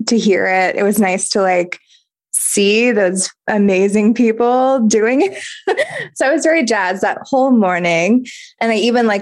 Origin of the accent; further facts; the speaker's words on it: North Carolina, United States; moved away as an adult; also born or lived in Jersey City; I'm from North Carolina